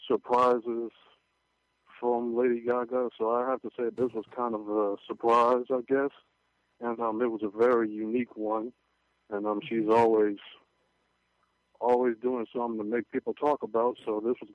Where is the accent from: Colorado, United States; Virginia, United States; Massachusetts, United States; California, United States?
Virginia, United States; I'm from Virginia.